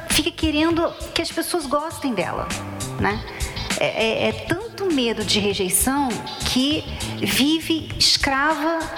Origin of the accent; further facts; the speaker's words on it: Pernambuco, Brazil; Porque eu sou de Pernambuco e ele é daqui de São Paulo.